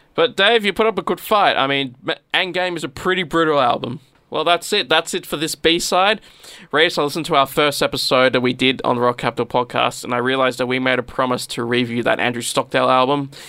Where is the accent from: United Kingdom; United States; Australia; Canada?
Australia; accent: Australian English; We only know the Australian English